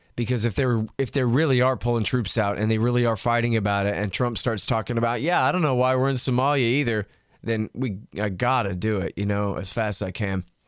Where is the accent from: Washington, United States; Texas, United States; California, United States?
Texas, United States; I'm from Texas